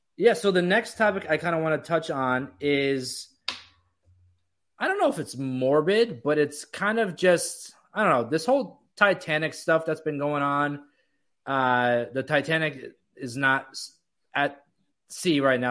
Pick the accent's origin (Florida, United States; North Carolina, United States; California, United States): Florida, United States; growing up in Florida